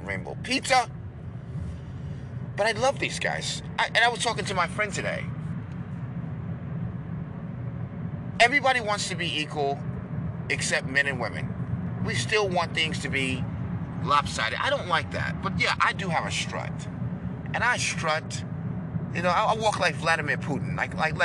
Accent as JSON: {"language": "English", "region": "New York", "country": "United States", "accent": "New York", "said": "this accent is from New York, not Rhode Island or Connecticut"}